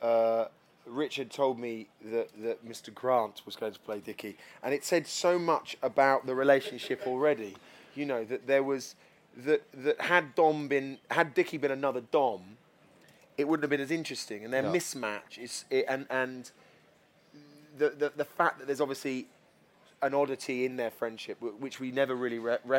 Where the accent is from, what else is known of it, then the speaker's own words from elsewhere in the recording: London, United Kingdom; as a Londoner